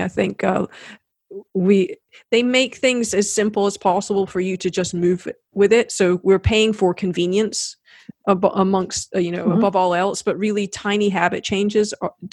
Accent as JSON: {"language": "English", "region": "Scotland", "country": "United Kingdom", "tie": "born or raised there", "moved": "yes", "lives_now": "South Carolina, United States", "said": "I've always felt a little bit like a foreigner in South Carolina. I spent half my life growing up in Scotland and half here."}